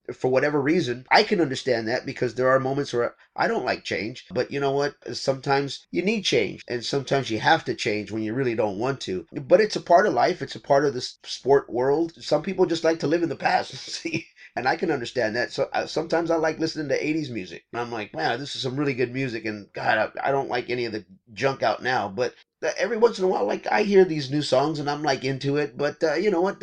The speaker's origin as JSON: {"language": "English", "region": "Texas", "country": "United States", "tie": "born or raised there", "said": "We are in my home state of Texas."}